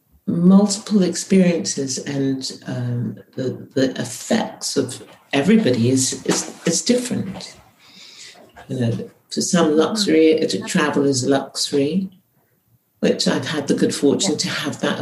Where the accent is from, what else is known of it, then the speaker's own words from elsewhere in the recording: United Kingdom; So I was born here, I am British, but my mother is not from here